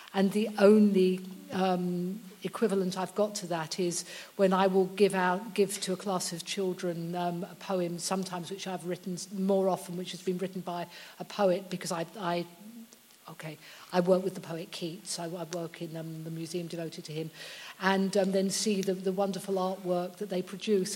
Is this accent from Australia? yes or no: no; United Kingdom; I'm British